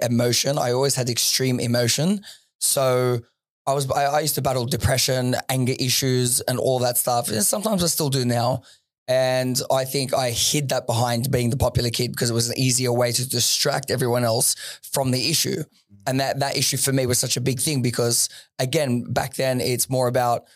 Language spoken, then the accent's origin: English; Sydney, New South Wales, Australia; moved away as an adult; also born or lived in Dubai; Western Sydney